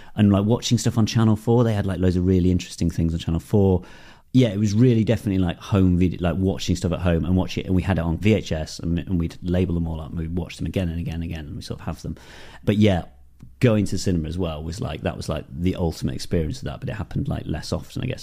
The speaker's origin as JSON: {"language": "English", "town": "Darlington", "region": "North East England", "country": "United Kingdom", "tie": "born or raised there", "said": "I grew up in the Northeast in Darlington"}